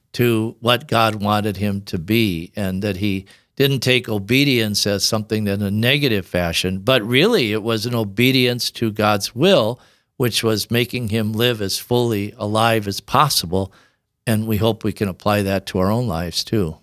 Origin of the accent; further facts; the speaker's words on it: Tabor, South Dakota, United States; also born or lived in Sioux Falls, South Dakota; I grew up in South Dakota, of course, near Yankton